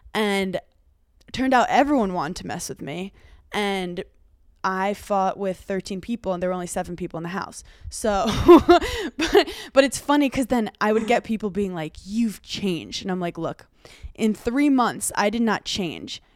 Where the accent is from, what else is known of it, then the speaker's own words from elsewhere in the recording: New York City, New York, United States; moved away; I'm from Brooklyn, and I'm, like, Italian